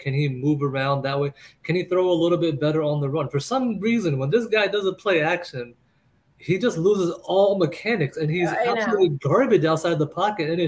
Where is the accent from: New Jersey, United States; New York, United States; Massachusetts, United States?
New Jersey, United States; I'm from Jersey